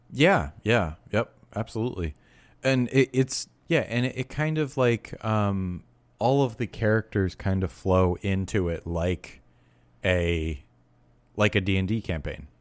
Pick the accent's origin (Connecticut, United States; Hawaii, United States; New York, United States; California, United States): New York, United States; near Newburgh; Newburgh, New York, which is, uh, very close to my hometown